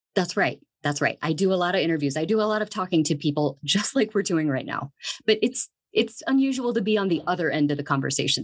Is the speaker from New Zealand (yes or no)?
no; Dayton, Ohio, United States; moved away as an adult; also born or lived in San Bernardino, California; now in Greeley, United States; I'm actually from Ohio. I grew up in Dayton, Ohio